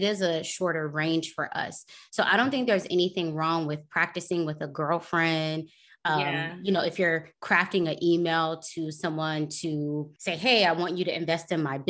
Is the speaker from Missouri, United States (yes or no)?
no; Tampa, Florida, United States; Okay. I'm from Tampa.